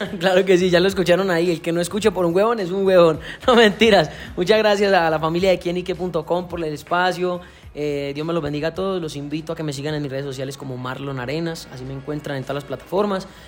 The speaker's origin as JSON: {"language": "Spanish", "town": "Santo Domingo", "region": "Antioquia", "country": "Colombia", "moved": "as an adult", "lives_now": "Valle del Cauca, Colombia", "said": "Vengo de un pueblo de Medellín, Antioquia, del cual me siento súper orgulloso, Santo Domingo, Antioquia. Mi familia está allá. Salí del pueblo en busca de mis sueños."}